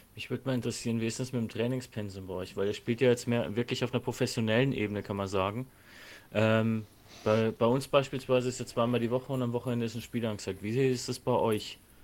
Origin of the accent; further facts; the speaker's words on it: Nuremberg, Bavaria, Germany; ich lebe auch schon mein ganzes Leben hier und bin trotzdem kein Franke